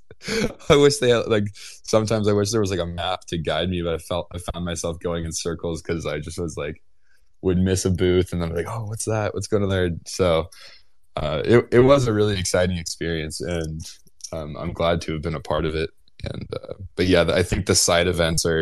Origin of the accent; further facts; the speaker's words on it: California, United States; I'm from California